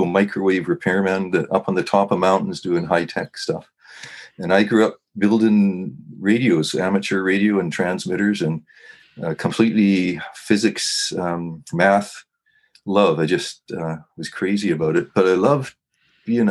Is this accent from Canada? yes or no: yes; Kamloops, British Columbia, Canada; also born or lived in Chase, British Columbia / Salmon Arm, British Columbia; I grew up at Kamloops, British Columbia. That's Western Canada